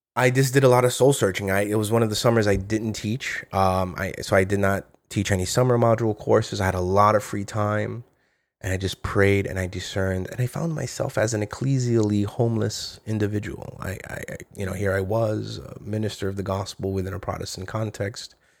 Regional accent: New York, United States; I speak as a New Yorker

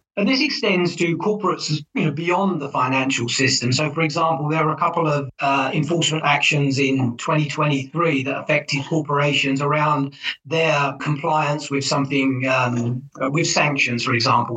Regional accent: England, United Kingdom; moved away as an adult; now in United States; I'm originally from England. I've worked in the United States for the longest time

